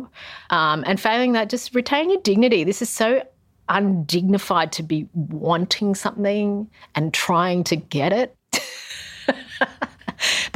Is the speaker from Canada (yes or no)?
no; Australia; I'm Australian with a Japanese mum